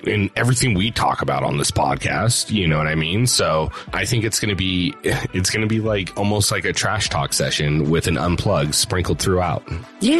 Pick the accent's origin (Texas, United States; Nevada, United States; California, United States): Nevada, United States; Reno; also born or lived in Phoenix; we're in Reno, Nevada. It's it's a little bit bigger, but when we mm-hmm. were growing up, it was like max a town of like 80 or 90,000